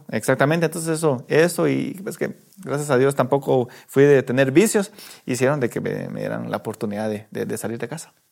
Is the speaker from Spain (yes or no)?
no; La Unión, Zacapa, Guatemala; now in Guatemala City, Guatemala; Yo soy de la Unión Zacapa